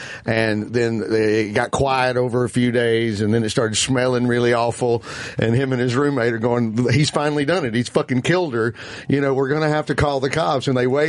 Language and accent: English; New York, United States; as a New Yorker